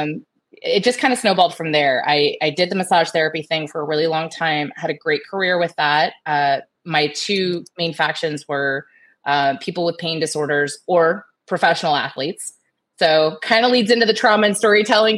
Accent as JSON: {"language": "English", "town": "Tampa", "region": "Florida", "country": "United States", "tie": "born or raised there", "said": "Born and raised in Tampa, Florida. I am a local Floridian"}